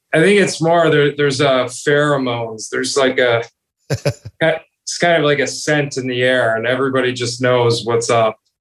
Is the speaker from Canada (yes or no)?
yes; Toronto, Ontario, Canada; I grew up in Toronto.